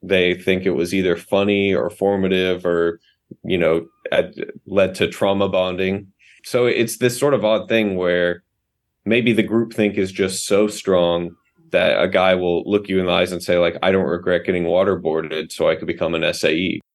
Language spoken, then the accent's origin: English; the South, United States; But I grew up in the South.